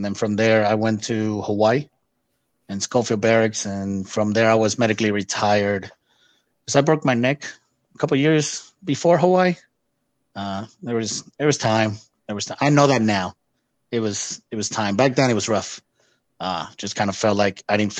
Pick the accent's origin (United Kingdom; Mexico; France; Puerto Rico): Puerto Rico; first language Spanish; English is a second language; moved away as an adult; also born or lived in Texas; I was born and raised in Puerto Rico.